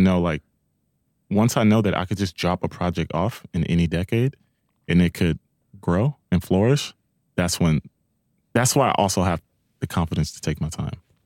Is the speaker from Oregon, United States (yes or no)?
no; Long Beach, California, United States; I'm from Long Beach